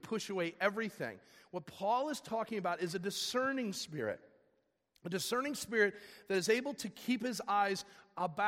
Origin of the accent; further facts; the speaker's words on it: Fox Valley, Illinois, United States; I grew up here in the Fox Valley area